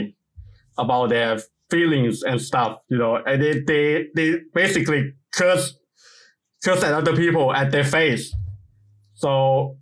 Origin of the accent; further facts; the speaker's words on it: Ubon Ratchathani, Thailand; English is a second language; my hometown, Ubon Rajasthani